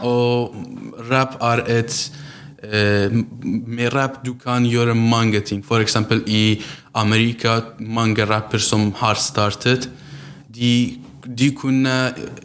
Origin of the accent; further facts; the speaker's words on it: Iranian Kurdistan, Iran; Norwegian is a second language; moved away as an adult; now in Kongsberg, Norway; jeg er fra Kurdistan, Iran